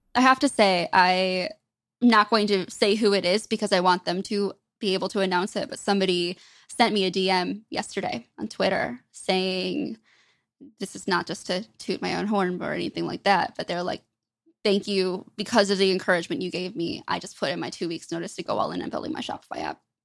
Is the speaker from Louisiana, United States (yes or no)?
no; Michigan, United States; I grew up in Michigan, grew up a really big hockey fan.